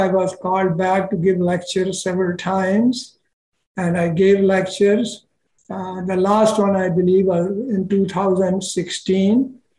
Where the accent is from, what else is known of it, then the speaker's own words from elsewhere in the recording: India; born there; also born or lived in Pakistan; Sure, I was born in India, and at that time I was 11 years of age when it got divided into India and Pakistan. And then there was a Holocaust of Hindus in Pakistan, and me and my family happened to live there at that time.